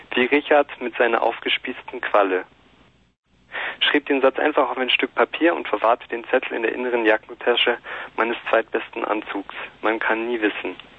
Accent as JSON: {"language": "German", "region": "Bavaria", "country": "Germany", "said": "ich bin Bayer"}